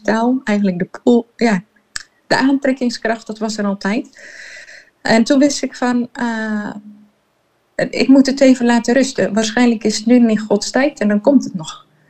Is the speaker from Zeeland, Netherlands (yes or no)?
yes; Terneuzen, Zeeland, Netherlands; moved away as an adult; also born or lived in Jerusalem, Israel / Heemskerk; En wij zijn opgegroeid in Zeeuws-Vlaanderen, in Terneuzen